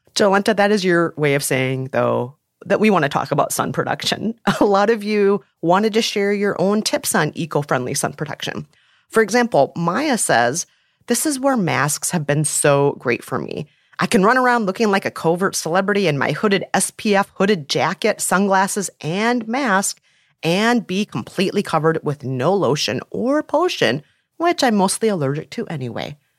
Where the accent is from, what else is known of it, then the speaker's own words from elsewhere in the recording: Minneapolis, Minnesota, United States; my hometown of Minneapolis, Minnesota